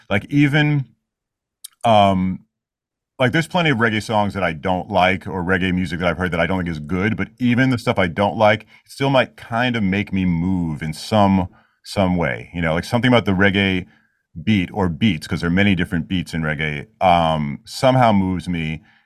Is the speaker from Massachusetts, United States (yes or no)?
no; New York City, New York, United States; I grew up in Queens